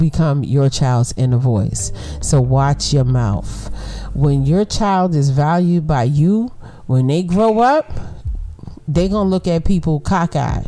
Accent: New York City, New York, United States; we was born and raised in Brooklyn

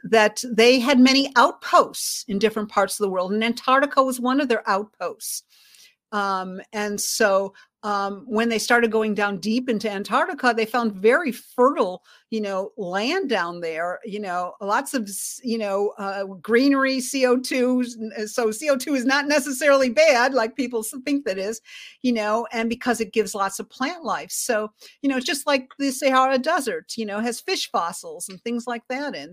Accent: Chicago, Illinois, United States; I was born in Chicago

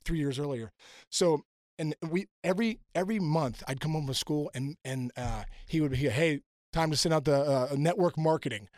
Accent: Pittsburgh, Pennsylvania, United States; also born or lived in New Jersey; growing up in Pittsburgh

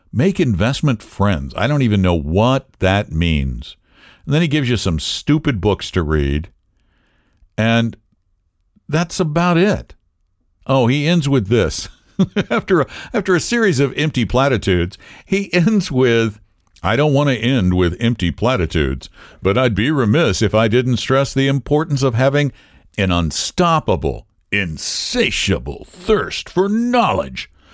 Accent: Colorado, United States; the University of Colorado, which is my home state

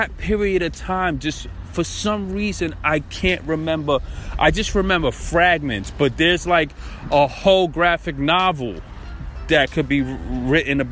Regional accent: Brooklyn, New York, United States; I'm from Brooklyn

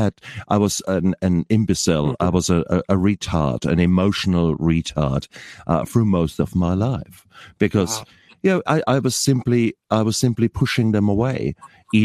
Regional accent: Germany; now in New Zealand; I'm originally from Germany, and I'm an anaesthetist.

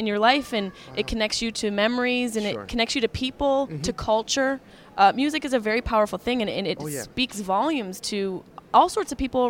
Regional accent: United States; I'm an American chick

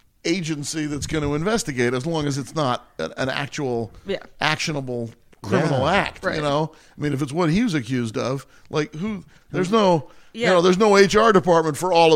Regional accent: Washington, District of Columbia, United States; now in California, United States; I was born out here in California, but I grew up mostly in Washington D.C. My dad was in public service.

